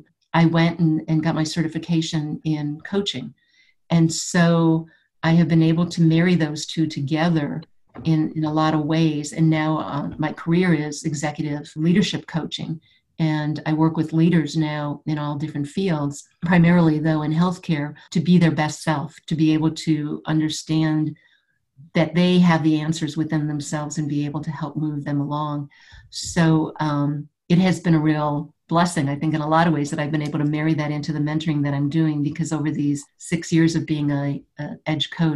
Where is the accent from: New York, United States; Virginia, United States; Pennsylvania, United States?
New York, United States; Buffalo; I grew up in Buffalo, New York